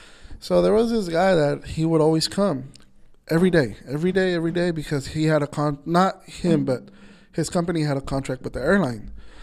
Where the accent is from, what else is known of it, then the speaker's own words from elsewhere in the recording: Nayarit, Mexico; I'm from Nayarit. That's where my, shout out Nayarit, shout out Coras. that's where my mom and my parents are from.